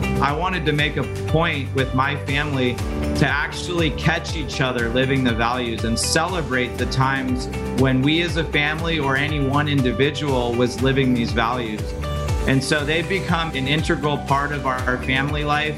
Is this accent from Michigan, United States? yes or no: no; suburbs south of Denver, Colorado, United States; moved away as an adult; also born or lived in Philadelphia; I grew up in Colorado in the suburbs south of Denver and lived there till I was about 22 years old